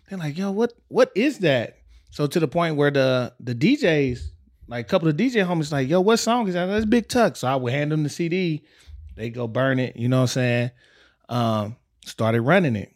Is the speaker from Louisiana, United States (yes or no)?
no; Texas, United States; I grew up in Texas